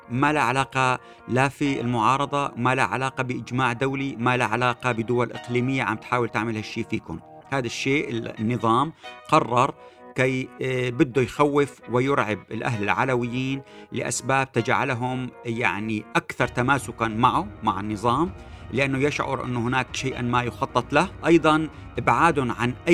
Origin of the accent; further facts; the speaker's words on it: Syria; كلنا كسوريين نقدر نعرف وين رايحين